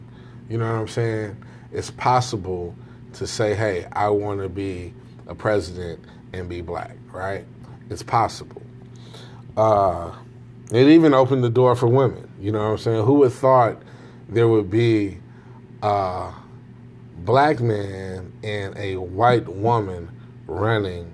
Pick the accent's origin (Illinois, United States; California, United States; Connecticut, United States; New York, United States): Illinois, United States; Chicago; I'm from Chicago